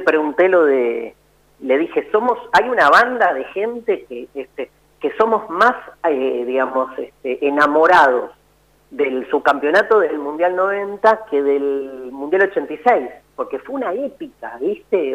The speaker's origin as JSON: {"language": "Spanish", "region": "Buenos Aires", "country": "Argentina", "said": "yo soy un porteño"}